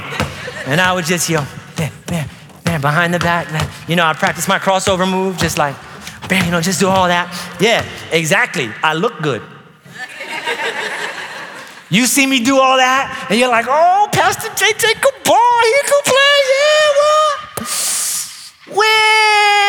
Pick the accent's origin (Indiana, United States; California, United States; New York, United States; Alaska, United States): New York, United States; moved away; I was from New York